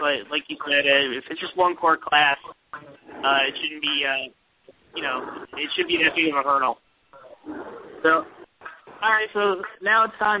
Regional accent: New Jersey, United States; You know, I grew up in Jersey, and I was dying to get out of Jersey.

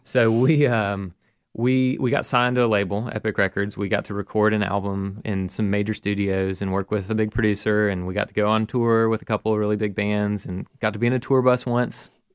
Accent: Mountain Brook, Alabama, United States; I grew up in Mountain Brook here in Birmingham

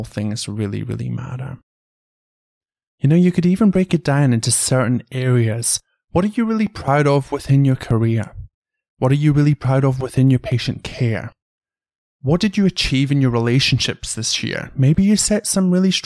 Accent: United Kingdom; moved away as an adult; also born or lived in Canberra, Australia; now in Sydney, Australia; when I went home to the UK, the first day that I went out in my hometown

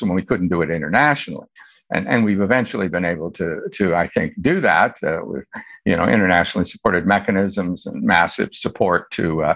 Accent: Iowa, United States; United States attorney in my home state of Iowa for 8 years

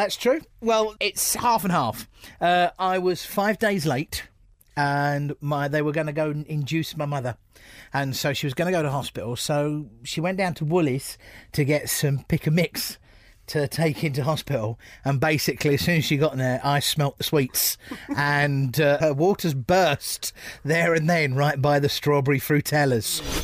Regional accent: Bromley, London, United Kingdom; also born or lived in United States; I'm I'm from Bromley

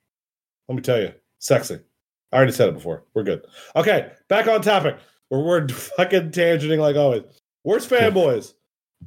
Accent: Northeast Ohio, United States; I'm from Northeast Ohio, so that says a lot.

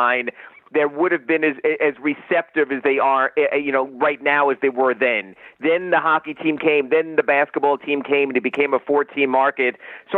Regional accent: New York City, New York, United States; moved away as an adult; also born or lived in Binghamton, New York; now in South Florida, United States; I'm actually from New York City, grew up, actually went to Cardoza High School

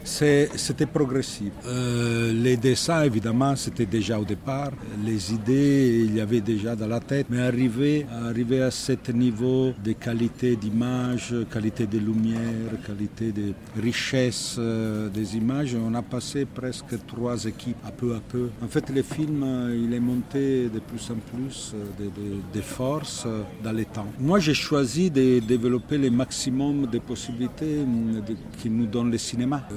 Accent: Italy; accent: Italian; French is a second language; je suis italien, complètement italien, oui, mais, toujours l'accent

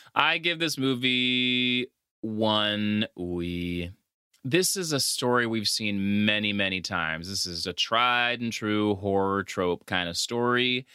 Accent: La Paz, Bolivia; now in United States; growing up in Latin America, specifically Bolivia, a lot of times, at least back then when we lived there

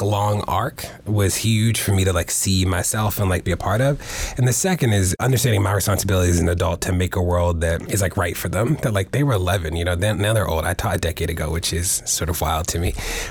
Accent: Baltimore, Maryland, United States; moved away as an adult; also born or lived in Maine / New York; I'm from Baltimore, born and raised in the city.

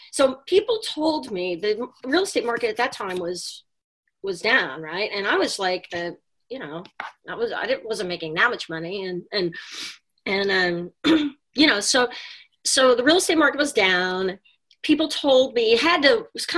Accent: Texas, United States; moved away as an adult; now in New York City, United States; I grew up in Texas and got a job offer to come

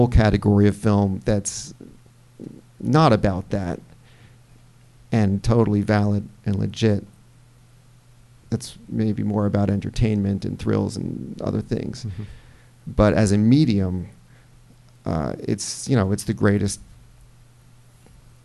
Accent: United States; I'm an American and I live here.

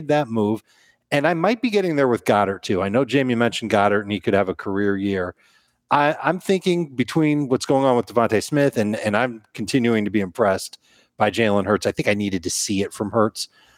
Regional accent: Osaka, Japan; I'm from Osaka, Japan, and I'm a sailor by trade, but I also dabble in the fantasy arts.

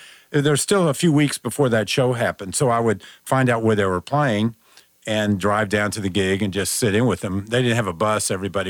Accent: Dallas, Texas, United States; I grew up in Dallas

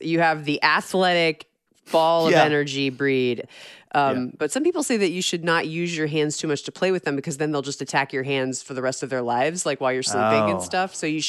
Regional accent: Georgia, United States; I grew up in Georgia.

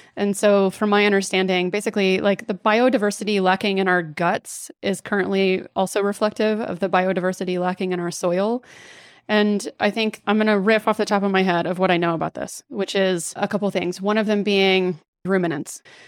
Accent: Dallas, Texas, United States; I grew up in Dallas, sort of swimming in cultural Christianity

